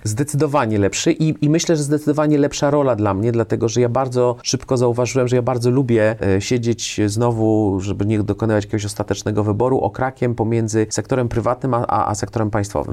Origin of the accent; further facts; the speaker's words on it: Kraków, Lesser Poland, Poland; moved away; also born or lived in France; jestem z Krakowa